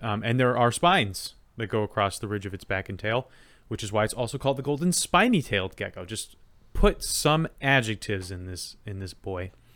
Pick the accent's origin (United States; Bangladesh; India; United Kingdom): United States; I'm an American and I think American things